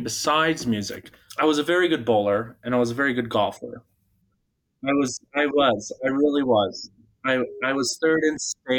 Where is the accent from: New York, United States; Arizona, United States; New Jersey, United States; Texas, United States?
Arizona, United States; also born or lived in Bulgaria; I do consider myself an Arizonan. However, I wasn't born in Arizona. I was born in Bulgaria. So I would like to consider my roots are from Bulgaria. So I was adopted by a family originally from Michigan. They had brought me out here to Arizona.